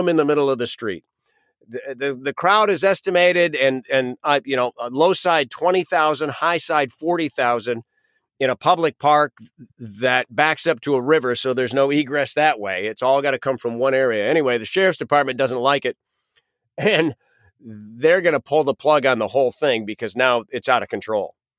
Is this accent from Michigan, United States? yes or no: yes; Western Michigan, United States; moved away as an adult; we're from Western Michigan